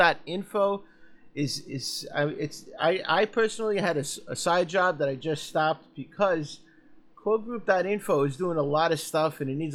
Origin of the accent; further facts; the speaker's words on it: Sicily, Italy; I'm from Sicily. I'm practically African